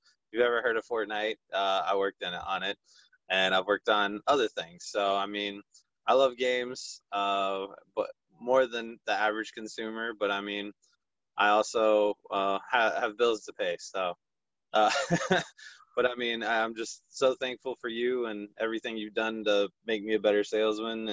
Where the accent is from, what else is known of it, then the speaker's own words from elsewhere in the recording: Fuquay-Varina, North Carolina, United States; I'm born and raised in Fuquay, Varina, North Carolina. I still live at home